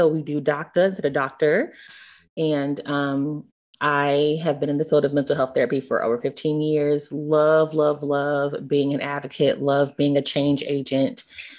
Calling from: Atlanta, Georgia, United States; I'm streaming from Atlanta, Georgia.

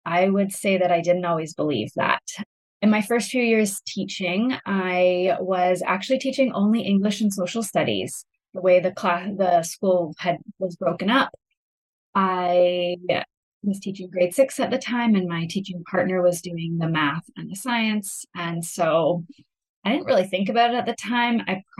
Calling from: Kelowna, British Columbia, Canada; Yeah, I'm coming from Kelowna, British Columbia, and it is a little bit earlier out here.

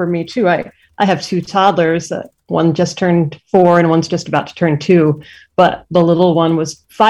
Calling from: Medford, Massachusetts, United States; I'm in Medford, Massachusetts right now, which okay. is just a little bit north of Boston.

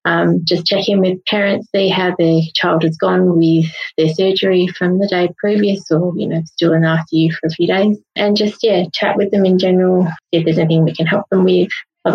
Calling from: Perth, Western Australia, Australia; So I'm joining you guys from Perth in Western Australia.

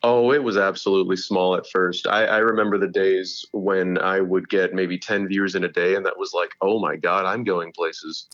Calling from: Fort Worth, Texas, United States; I am calling in from my home in Fort Worth, Texas.

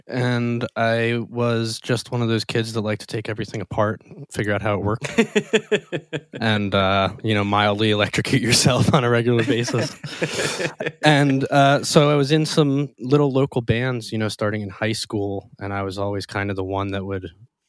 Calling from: Lancaster, Pennsylvania, United States; I am at my home in Lancaster, Pennsylvania.

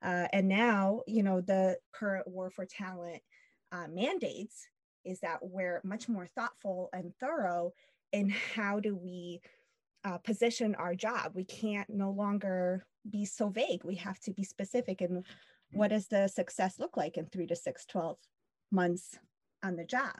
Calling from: Long Beach, California, United States; I'm calling in from Long Beach, California.

